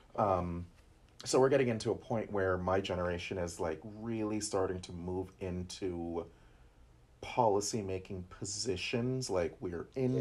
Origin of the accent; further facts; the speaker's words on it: New Jersey, United States; I'm from North Jersey